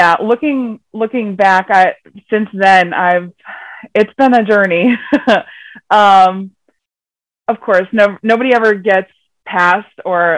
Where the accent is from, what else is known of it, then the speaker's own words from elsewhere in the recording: Connecticut, United States; I'm from Connecticut, here in the USA